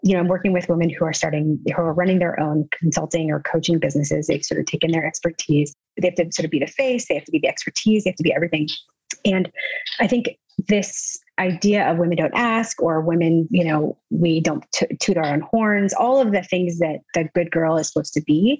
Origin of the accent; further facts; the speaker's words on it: the South, United States; I was raised in the South